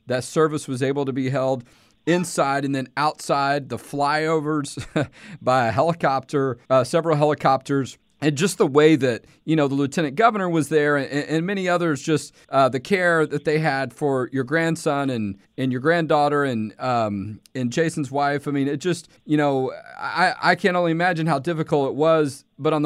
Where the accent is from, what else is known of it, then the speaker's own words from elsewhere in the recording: Houston, Texas, United States; I grew up in Houston